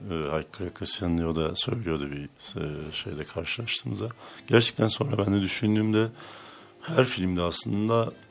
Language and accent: Turkish; Hopa, Artvin, Turkey; also born or lived in Trabzon / Istanbul; E, işte Artvin'de doğdum. Artvin Hopalıyım. E, ee, Trabzon Lisesi mezunuyum. Sonra İstanbul Üniversitesi'nde fizik okudum 4 yıl.